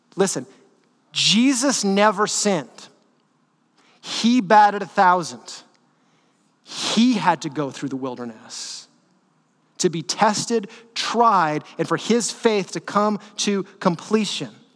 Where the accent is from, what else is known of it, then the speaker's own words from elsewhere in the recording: Northern California, United States; I grew up in NorCal, but I'm like SoCal at heart